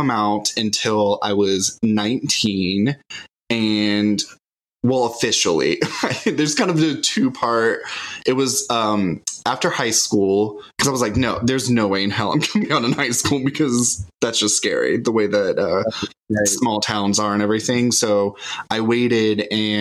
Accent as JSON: {"language": "English", "country": "United States", "tie": "born or raised there", "also_born_or_lived": "Fort Lauderdale, Florida / Callahan, Florida / Georgia / Jacksonville, Florida", "said": "I actually was born in Fort Lauderdale, Florida, but moved when I was very young up to a small country bumpkin town called Callahan, Florida."}